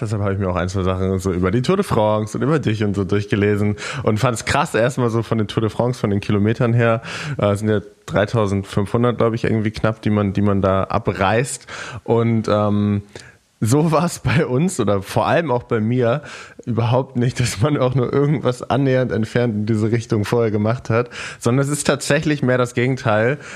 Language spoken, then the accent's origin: German; near Lisbon, Portugal; moved away; Und ich bin in Portugal geboren, meine Eltern sind beides Deutsche, aber mein Dad hat länger in Portugal gearbeitet und dann bin ich da geboren